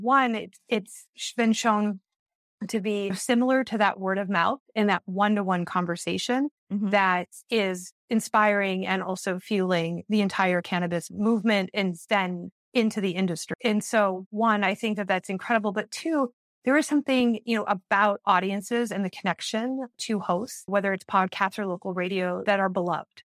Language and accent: English; Iowa and Wisconsin, Midwest, United States; moved away as an adult; also born or lived in Minneapolis–Saint Paul, Minnesota; now in New York City, United States; I I grew up in Iowa and oh, and Wisconsin, and then went to school the University of Minnesota